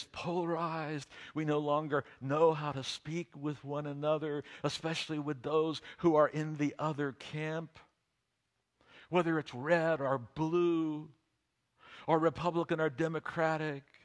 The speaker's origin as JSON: {"language": "English", "country": "United States", "tie": "born or raised there", "said": "all the nuclear armaments of the United States were being assembled in my hometown"}